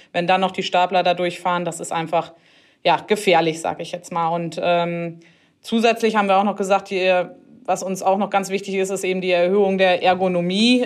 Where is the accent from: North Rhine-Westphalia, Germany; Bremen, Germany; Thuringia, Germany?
North Rhine-Westphalia, Germany; near Harsewinkel; ich komme hier aus der Nähe von Hasewinkel und ja, ich bin letztendlich auch so ein richtiges Landkind